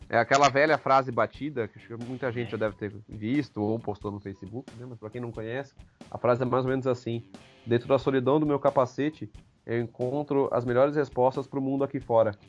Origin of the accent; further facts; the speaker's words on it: Amparo, São Paulo, Brazil; Quer dizer, eu sou de Amparo, esse casal é de Curitiba, que é o Osmar e a Ângela, e eu fui conhecer eles lá em Brasília.